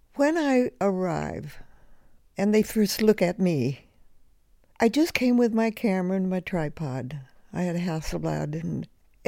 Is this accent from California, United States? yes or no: yes; Los Angeles, California, United States; now in Vermont, United States; I grew up in the Depression in Hollywood, California.